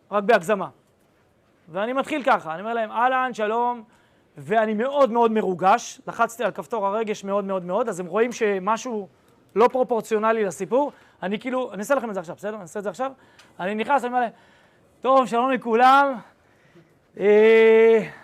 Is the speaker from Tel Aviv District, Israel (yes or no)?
no; Ra'anana, Central District, Israel; נולדתי ברעננה